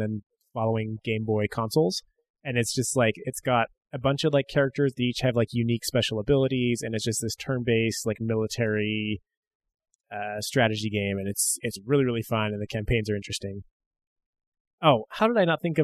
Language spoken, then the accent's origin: English; United States; Being an American